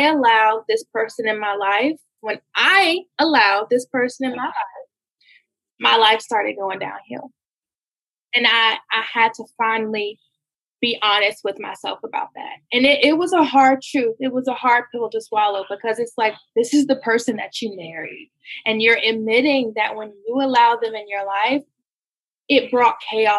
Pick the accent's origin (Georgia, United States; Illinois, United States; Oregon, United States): Georgia, United States; Gainesville; I'm from Gainesville, Georgia